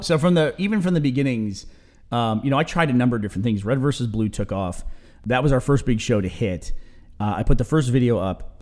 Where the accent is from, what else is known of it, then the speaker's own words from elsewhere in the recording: Texas, United States; also born or lived in New York; I moved from New York down to Texas